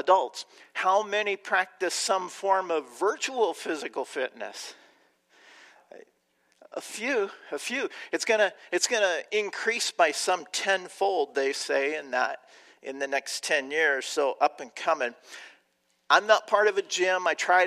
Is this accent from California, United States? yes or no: yes; Southern California, United States; now in Chicago, United States; I grew up in Southern California